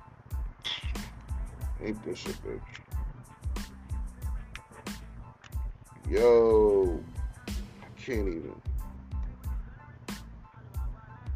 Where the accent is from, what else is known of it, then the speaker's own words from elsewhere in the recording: New York, United States; now in Virginia, United States; I'm from New York